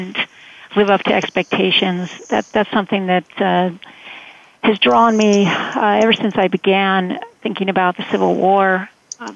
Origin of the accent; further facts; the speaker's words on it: Connecticut, United States; I am from Connecticut.